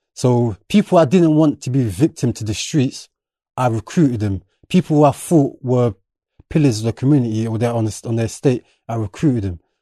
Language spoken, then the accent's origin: English; London, United Kingdom; English is a second language; also born or lived in Enfield / Birmingham; I'm originally from Bermondsey, which is more predominantly white